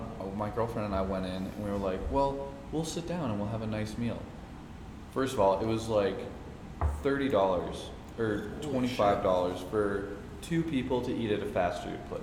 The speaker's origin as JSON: {"language": "English", "region": "New Mexico", "country": "United States", "tie": "born or raised there", "moved": "yes", "said": "I grew up in New Mexico and fucking had New Mexican food."}